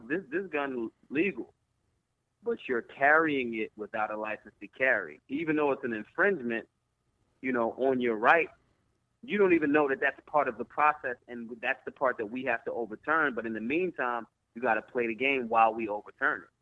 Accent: Philadelphia, Pennsylvania, United States; I'm from Philly

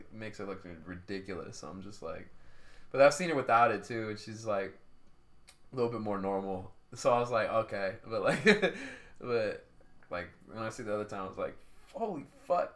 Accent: Stockton, California, United States; growing up in Stockton

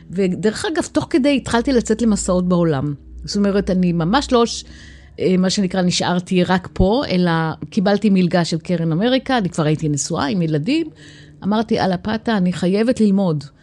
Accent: Kiryat Ono, Tel Aviv District, Israel; born or raised there; now in Beit Yitzhak, Israel

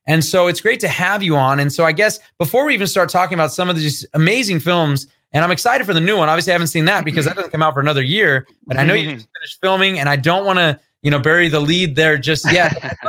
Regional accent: United States; I didn't know the Lord growing up. And then I had a nominal background of a Christian faith. Basically, I grew up in America, so I'm supposed to be Christian.

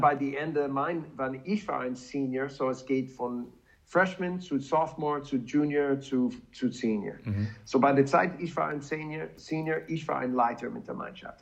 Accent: Wisconsin, United States; German is a second language; moved away as an adult; also born or lived in Leipzig; now in Salzburg, Austria

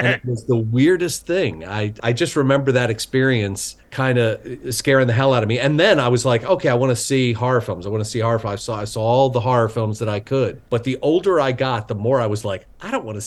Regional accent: Baltimore, Maryland, United States; moved away as an adult; now in Los Angeles, United States; I grew up in Baltimore

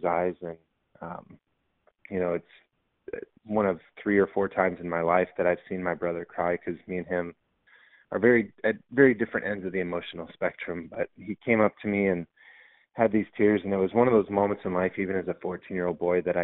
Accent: San Diego, California, United States; I grew up in San Diego

